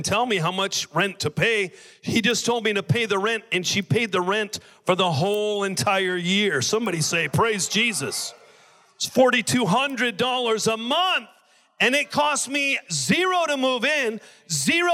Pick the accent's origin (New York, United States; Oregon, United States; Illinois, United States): Oregon, United States; also born or lived in Maui; now in Honolulu, United States; I'm from Oregon.